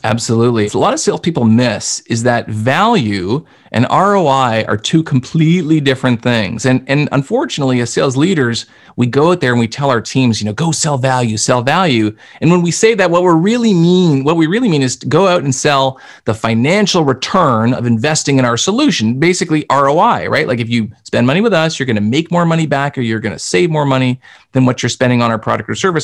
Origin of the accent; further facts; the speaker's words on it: Canada; accent: Canadian; I'm Canadian. You can tell by my accent, I say process and project and those kinds of things.